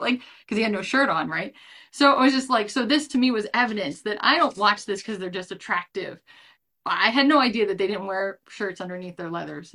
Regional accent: United States; as an American fan

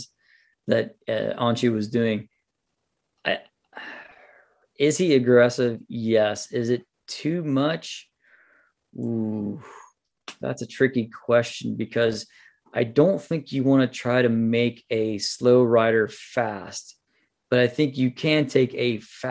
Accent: United States; I'm an American

